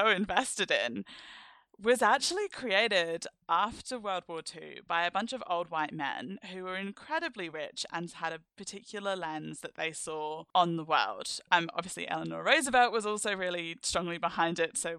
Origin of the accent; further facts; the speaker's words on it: London, United Kingdom; I'm from the UK and because I'm from London